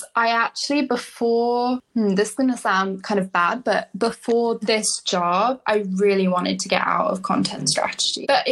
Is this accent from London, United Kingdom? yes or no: yes; London, United Kingdom; moved away as an adult; now in United States; I am originally from London. I moved to the States when I was 21, and I've been here ever since.